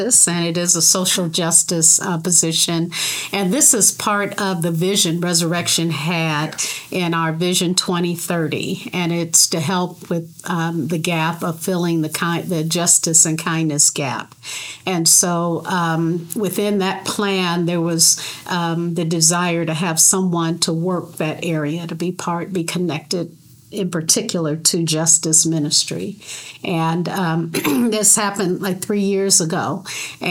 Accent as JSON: {"language": "English", "town": "Detroit", "region": "Michigan", "country": "United States", "tie": "born or raised there", "moved": "yes", "said": "at Conant Avenue in Detroit is where I grew up in Detroit."}